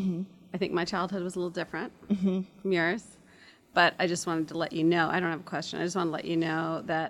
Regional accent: Evanston, Illinois, United States; moved away as an adult; I grew up in Evanston.

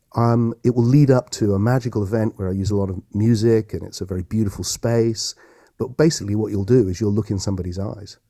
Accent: Yeovil, South West England, United Kingdom; I grew up, I'm a local Somerset boy, and I grew up in Yeovil

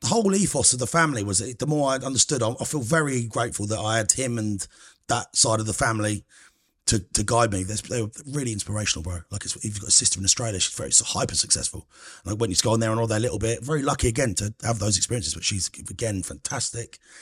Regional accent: Cambridgeshire, Huntingdon area, East of England, United Kingdom; So I grew up in Cambridgeshire. Nice little village, good place, called, like, Round Huntingdon area

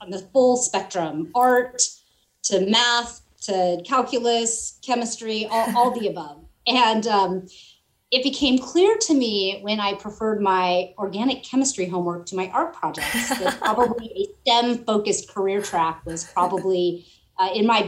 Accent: California, United States; also born or lived in Central Valley, California / Bay Area, California / San Luis Obispo, California; now in Southern California, United States; I am a California native. I was born in the Central Valley. I spent my teenager years in the Bay Area

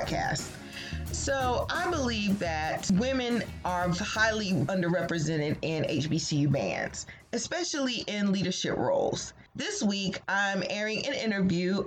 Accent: Newport News, Virginia, United States; moved away; I know about the area because it's my hometown

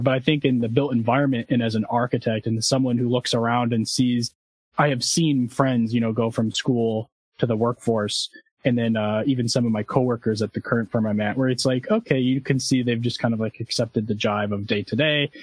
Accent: Zion, Illinois, United States; my hometown of Zion

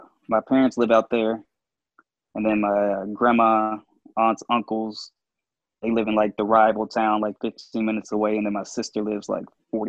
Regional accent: Nelson County, Central Virginia, United States; Nelson County, Central Virginia. So it's right outside of Charlottesville.

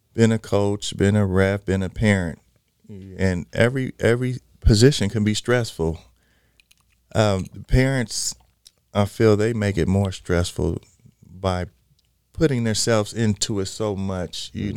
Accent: Los Angeles, California, United States; I am originally from Los Angeles, California. Mm-hmm. Um, i have been a California kid forever

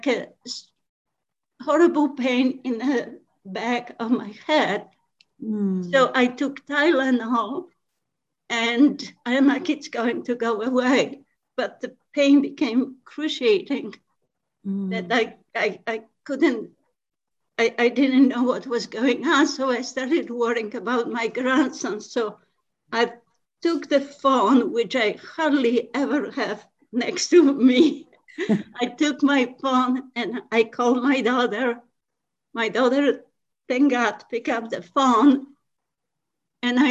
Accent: Poland; moved away as an adult; also born or lived in Milford, Pennsylvania / upstate New York; now in New York, United States; originally, I am from Poland. I've been in USA for 30 years.

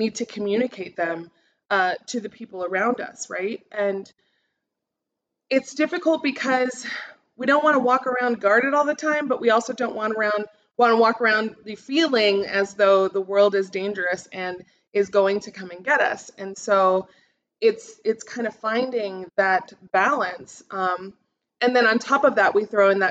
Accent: United States; I stand out as an American

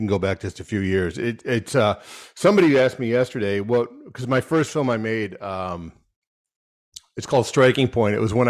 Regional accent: Rochester, New York, United States; I'm from Rochester, New York, which is a small town in upstate New York, right on the Canadian border, right on Lake Ontario.

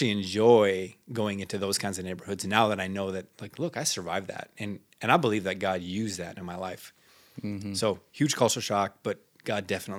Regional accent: Minnesota, United States; So as I tell the story, growing up in Northern Minnesota, the culture is you're either Swedish or Norwegian or you're Italian or you're Finnish.

